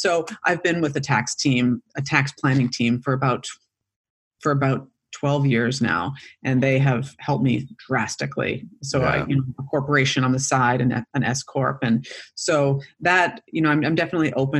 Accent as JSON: {"language": "English", "country": "Canada", "tie": "born or raised there", "moved": "as an adult", "said": "I grew up in Canada"}